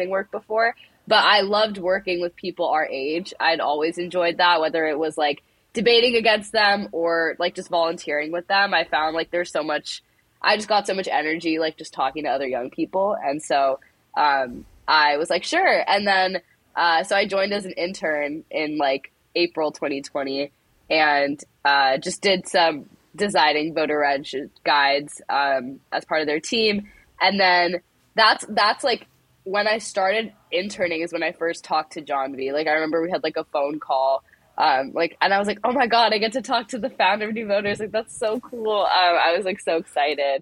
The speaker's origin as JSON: {"language": "English", "town": "Phoenix", "region": "Arizona", "country": "United States", "said": "I'm from Phoenix, Arizona, like suburb of Phoenix"}